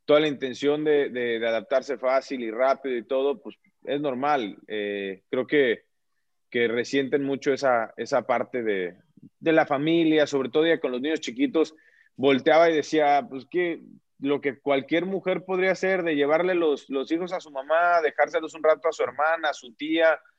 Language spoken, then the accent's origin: Spanish; Veracruz, Mexico; no tengo el acento marcado, pero sí, después el, digamos que las bases las tengo, tengo lo que se necesita para corroborar que, soy jarocho